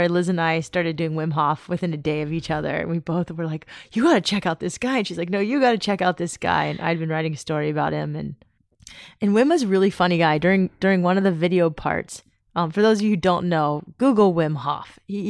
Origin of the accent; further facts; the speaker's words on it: San Diego, California, United States; Knowing where you live, because it's pretty much right here where we grew up in San Diego